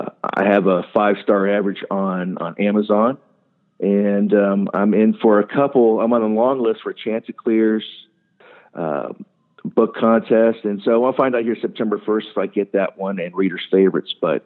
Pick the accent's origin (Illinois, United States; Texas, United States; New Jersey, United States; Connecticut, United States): New Jersey, United States; born there; also born or lived in Japan / Ohio; I was born right outside of McGuire Air Force Base in New Jersey. I spent my whole life traveling, 7 years in Japan, been through Thailand, Philippines, all over the United States before we ended up settling down in Ohio